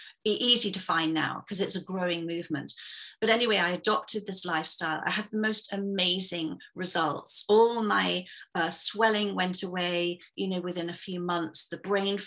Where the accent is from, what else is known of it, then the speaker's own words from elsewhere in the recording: England, United Kingdom; moved away as an adult; now in Vancouver, Canada; I'm originally from England, but I'm sitting here in a very wet and grey and quite miserable, actually, Vancouver, Canada. So I've been here since 2012.